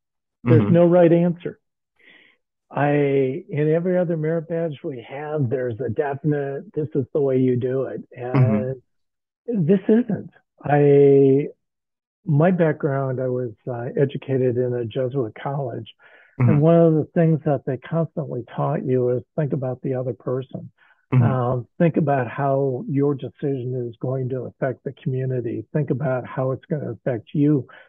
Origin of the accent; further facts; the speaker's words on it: Midwest, United States; And I came from the Midwest area here.